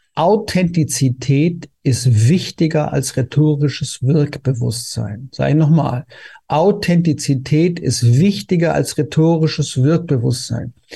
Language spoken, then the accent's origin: German; Konstanz, Baden-Württemberg, Germany; also born or lived in Vienna; now in Berlin, Germany; ich komme ja ursprünglich ja aus Konstanz